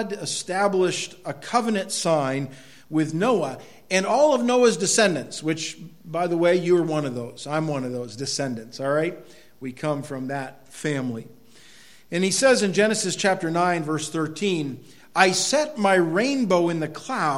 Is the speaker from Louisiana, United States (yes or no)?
no; Quimby, Maine, United States; where I grew up in Quimby, that looked over St. Freud Lake